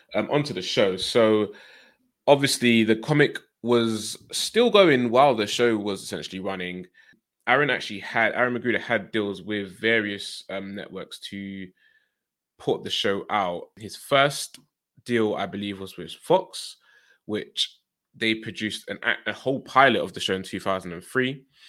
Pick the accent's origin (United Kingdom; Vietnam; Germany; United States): United Kingdom; growing up in the U K